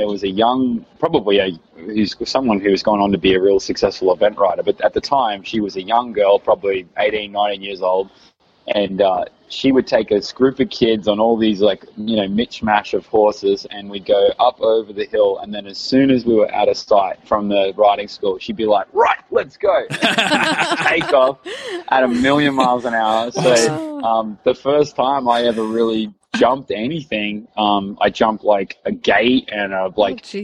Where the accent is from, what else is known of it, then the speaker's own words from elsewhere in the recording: Queensland, Australia; I was up from Queensland